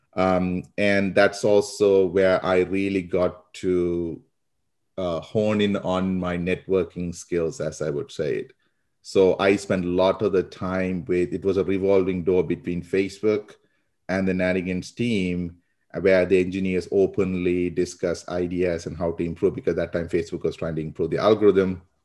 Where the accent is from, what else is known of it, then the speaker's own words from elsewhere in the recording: Sri Lanka; now in United States; I grew up in Sri Lanka, um, so a lot of people, that's where my accent is from. Uh, but I've been in the U S for about twenty years now